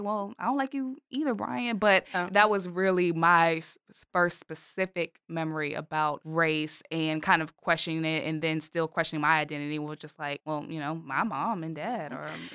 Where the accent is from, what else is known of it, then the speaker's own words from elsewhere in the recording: Richmond, Virginia, United States; I am born and raised in Richmond